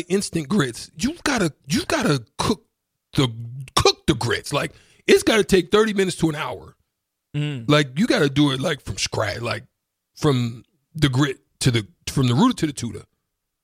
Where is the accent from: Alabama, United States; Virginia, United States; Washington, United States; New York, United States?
Alabama, United States; Auburn; I'm from Auburn in Opelika